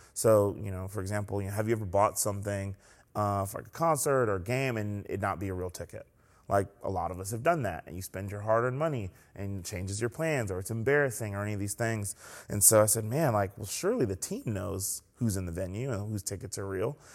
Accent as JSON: {"language": "English", "town": "Columbia", "region": "South Carolina", "country": "United States", "tie": "born or raised there", "also_born_or_lived": "New York City / Clemson, South Carolina", "lives_now": "Greenville, United States", "said": "I was born in New York City. They moved to South Carolina and raised us in Columbia"}